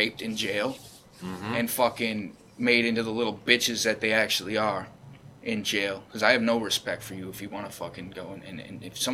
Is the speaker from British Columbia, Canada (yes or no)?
no; Brantford, Ontario, Canada; I grew up in Brantford